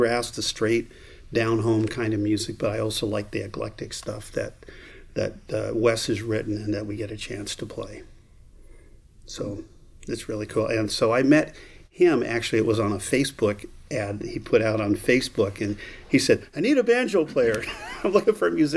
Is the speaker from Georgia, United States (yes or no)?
no; Southern California, United States; moved away; I grew up in the South, which is Southern California.